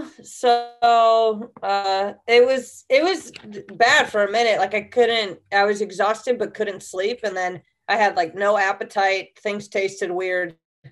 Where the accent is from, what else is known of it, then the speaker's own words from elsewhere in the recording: Connecticut, United States; also born or lived in Portland / Texas; I grew up in Connecticut, but half of my family's from Texas. And then, I was born in Portland. Then I moved to Connecticut.